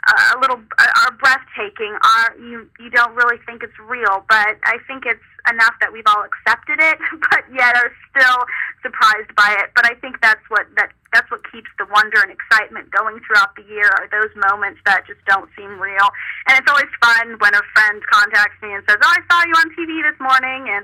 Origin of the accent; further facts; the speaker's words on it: Nebraska, United States; the county fair pageant in my hometown in Nebraska